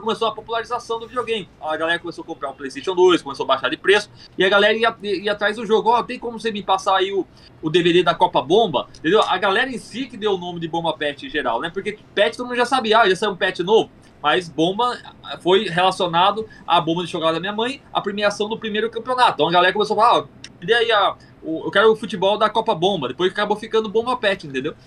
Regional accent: Mogi Mirim, São Paulo, Brazil; moved away as an adult; now in João Pessoa, Brazil; Só que agora tô, na, tô em João Pessoa, Paraíba. Mas eu sou ah, de Mogi Mirim, São Paulo.

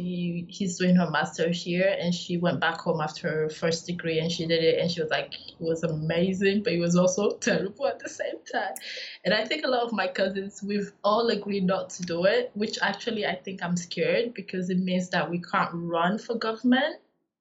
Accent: South West, Nigeria; also born or lived in Northern Nigeria; So I'm from Southwest, so I'm Yoruba, and I've lived most of my adult life not in Nigeria, but I've lived some of my formative years in the northern part of Nigeria

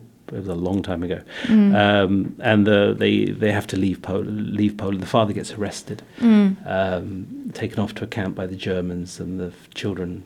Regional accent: England, United Kingdom; now in Luxembourg; We're an English family.

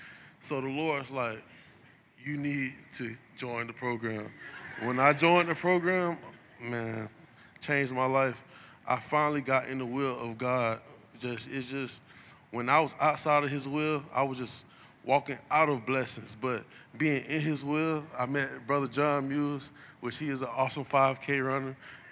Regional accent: Lakeland, Florida, United States; My dad is from California, and my mom is from here in Lakeland. I grew up on East Bella Vista, right down the street from Tiger Town, raised by my grandparents

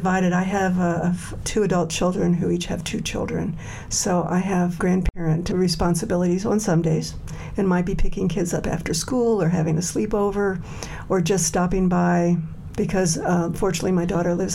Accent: Virginia, United States; now in Denver, United States; I grew up in Virginia.

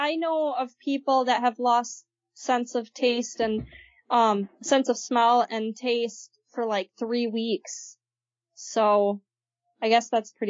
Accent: Germany; English is a second language; For those of you who don't know, I'm actually from Germany, so it's not a Frankenfurter.

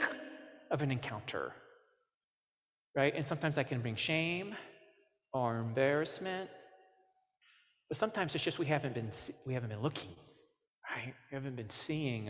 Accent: Cape Girardeau, Missouri, United States; I grew up in Cape Girardeau, Missouri

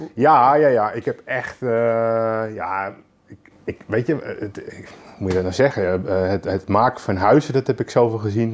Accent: Lelystad, Flevoland, Netherlands; also born or lived in Amsterdam; ik ben geboren in Amsterdam. Ja. Eh, op mijn vierde ben, zijn we naar Lelystad verhuisd

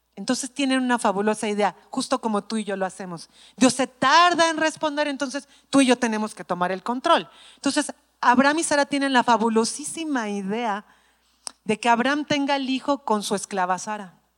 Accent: Mexico City, Mexico; soy chilanga

